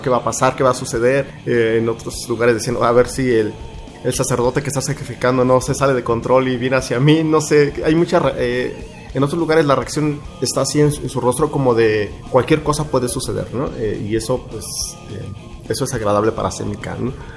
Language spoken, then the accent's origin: Spanish; Mexico; como mexicanos